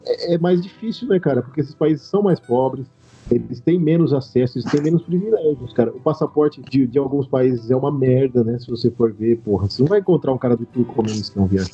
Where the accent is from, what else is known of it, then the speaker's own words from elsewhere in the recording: Andradina, São Paulo, Brazil; eu sou natural de Andradina, interior de São Paulo, a terra do Rei do Gado, perto do Mato Grosso do Sul